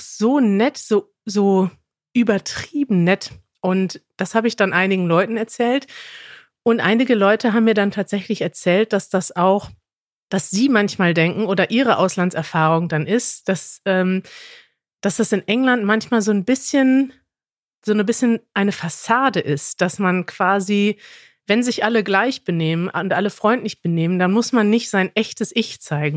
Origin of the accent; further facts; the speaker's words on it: Germany; ich komme aus Deutschland